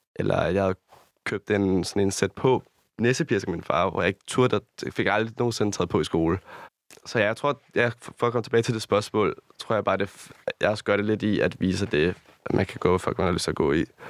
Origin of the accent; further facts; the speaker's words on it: Rødovre or Amager, Capital Region of Denmark, Denmark; also born or lived in Copenhagen, Denmark; tager 20 minutter til, hvor jeg er opvokset